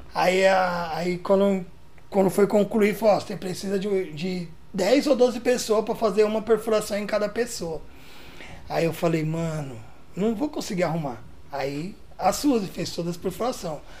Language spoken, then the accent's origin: Portuguese; São Paulo, Brazil; also born or lived in Guarulhos; eu nasci em Guarulhos, tipo, com um ano de idade eu mudei de Guarulhos. Fui morar no Jardim Peri, que é onde eu tô uhum. até hoje. Então tenho 34 anos de Jardim Peri